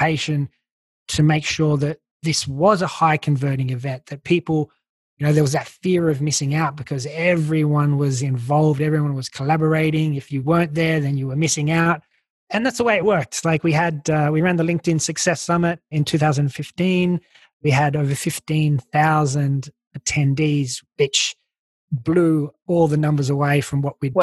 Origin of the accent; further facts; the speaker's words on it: Australia; accent: Aussie; moved away; you can probably tell I'm Australian. I still got my Aussie accent.